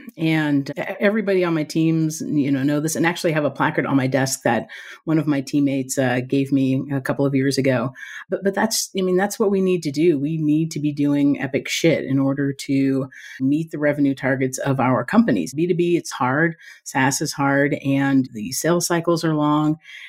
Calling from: Reno, Nevada, United States; Today, I'm calling from Reno, Nevada.

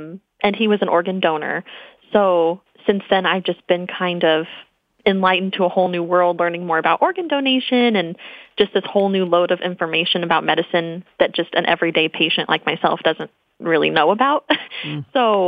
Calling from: Phoenix, Arizona, United States; I am calling from Phoenix, Arizona.

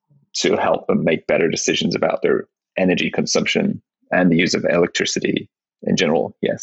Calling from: Zurich, Switzerland; From Switzerland, of course.

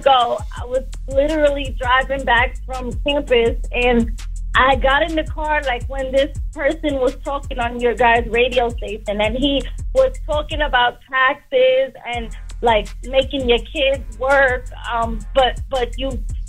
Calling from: Westchester, New York, United States; I'm calling from Westchester.

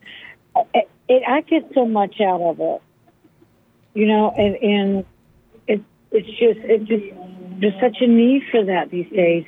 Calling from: Raleigh, North Carolina, United States; Raleigh, North Carolina.

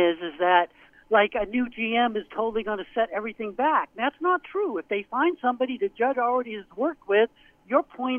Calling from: Portland, Maine, United States; It's …, Portland, Maine.

